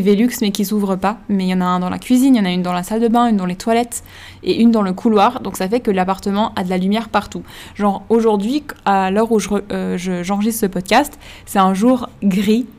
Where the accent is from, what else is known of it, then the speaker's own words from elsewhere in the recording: Switzerland; moved away; Quand on vient de Suisse